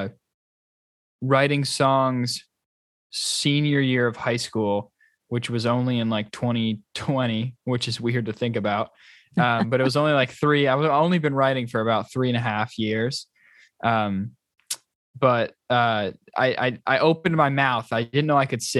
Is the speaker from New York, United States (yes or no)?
yes; New York, United States; moved away as an adult; now in Boston, United States; I'm from New York. So like I grew up a Yankee fan, and when I went to college in Boston